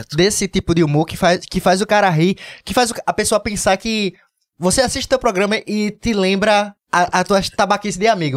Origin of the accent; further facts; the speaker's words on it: Northeast Region, Brazil; eu conheço minha terra, eu, eu, me acho foda, eu sei que o Nordeste é foda